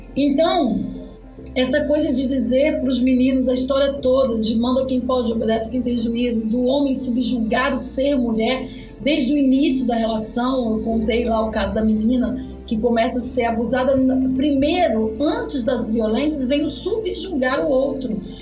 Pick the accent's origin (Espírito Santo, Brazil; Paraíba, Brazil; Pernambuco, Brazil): Espírito Santo, Brazil